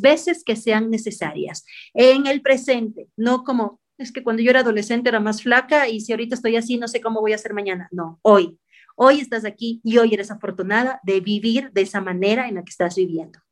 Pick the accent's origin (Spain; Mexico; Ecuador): Ecuador